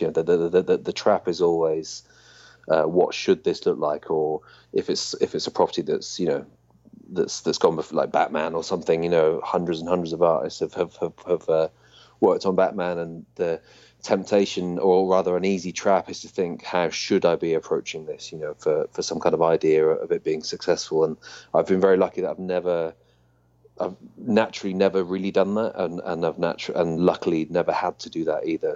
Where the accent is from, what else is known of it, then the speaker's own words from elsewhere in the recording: United Kingdom; being British